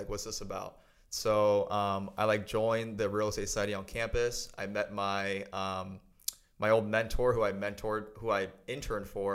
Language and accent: English; San Francisco Bay Area, California, United States; moved away as an adult; now in San Diego, United States; I grew up in the San Francisco Bay Area. Lived there till I was about 18. And then I moved here for college. I went to San Diego State